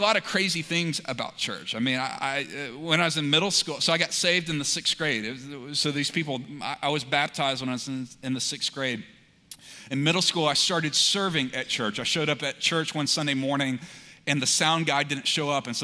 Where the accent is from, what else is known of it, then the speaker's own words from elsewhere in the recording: Montgomery, Alabama, United States; So I was born in Montgomery, Alabama.